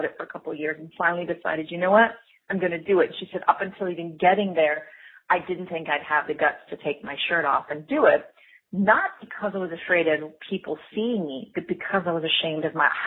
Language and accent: English; United States; I'm American, but I have this kind of influence of a different culture